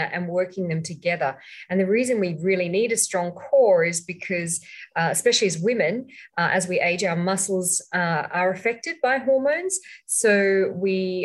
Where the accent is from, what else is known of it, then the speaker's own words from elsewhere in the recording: Australia; moved away as an adult; also born or lived in Sydney, Australia; now in Malaysia; I'm actually from Australia, even though I'm living in Malaysia now for the last 10 years